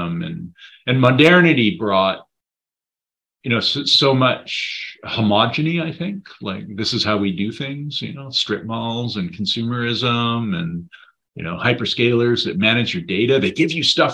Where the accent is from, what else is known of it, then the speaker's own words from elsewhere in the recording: Saanich Peninsula, British Columbia, Canada; also born or lived in Comox Valley, British Columbia; now in Comox, Canada; growing up on the Saanich Peninsula next to Sartlip, Pakachin, Sakum reserves